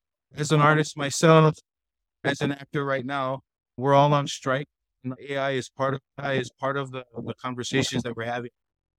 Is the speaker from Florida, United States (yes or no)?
no; Hawaii, United States; I kind of felt like this is kind of where I belong and I'm a Hawaiian.